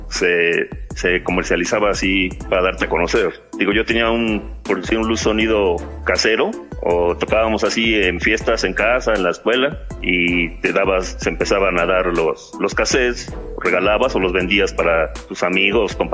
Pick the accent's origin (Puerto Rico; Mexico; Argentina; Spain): Mexico; Puebla; Sí, yo vivo en el estado de Puebla, soy de México.